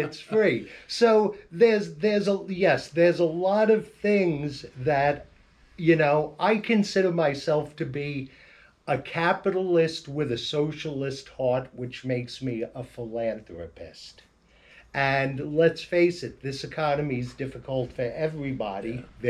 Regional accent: Staten Island, New York, United States; It's when I grew up on Staten Island, it was

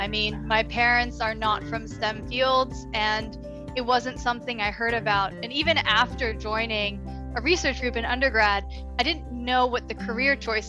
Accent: Washington, District of Columbia, United States; moved away as an adult; now in Toronto, Canada; I grew up in the Washington, D.C. area.

